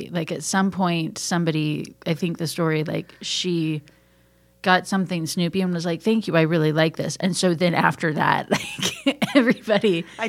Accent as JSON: {"language": "English", "area": "Ozark Mountains", "region": "the Ozarks", "country": "United States", "moved": "yes", "lives_now": "Atlanta, United States", "said": "I'm from the Ozark Mountains and I can't enunciate gifts from gifts."}